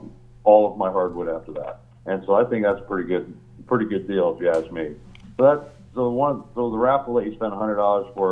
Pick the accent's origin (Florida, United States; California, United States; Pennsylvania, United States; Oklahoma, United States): Pennsylvania, United States; Hellertown; moved away as an adult; also born or lived in Cedarville, Ohio; I came from Hellertown